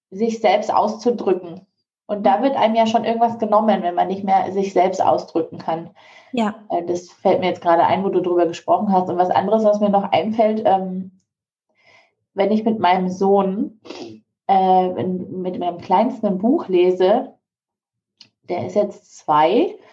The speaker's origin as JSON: {"language": "German", "country": "Singapore", "tie": "born or raised there", "also_born_or_lived": "Malaysia", "said": "ich bin ja an der ähm, deutschen Schule in Singapur aufgewachsen und in Malaysia zum Teil."}